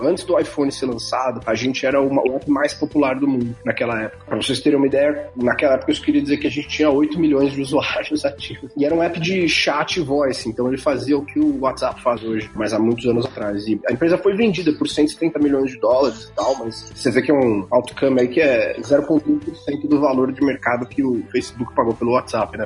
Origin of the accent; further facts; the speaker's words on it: São Paulo, Brazil; moved away as an adult; now in Silicon Valley, United States; Eu sou nascido e criado em São Paulo, capital